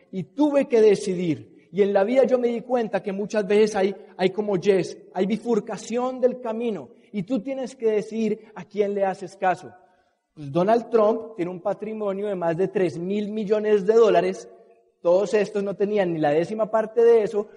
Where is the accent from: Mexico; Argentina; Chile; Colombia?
Colombia; los colombianos, de donde yo soy